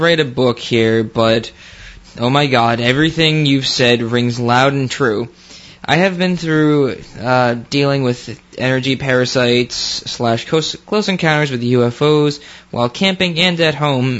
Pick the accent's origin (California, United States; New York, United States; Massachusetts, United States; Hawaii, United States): New York, United States; Okay, so I am originally from New York, upstate and city during the school year